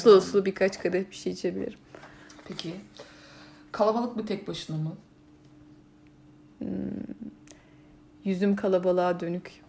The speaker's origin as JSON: {"language": "Turkish", "region": "Istanbul", "country": "Turkey", "said": "İstanbul İstanbul'dayız ya biz. Evet. Ee, İstanbulluyuz"}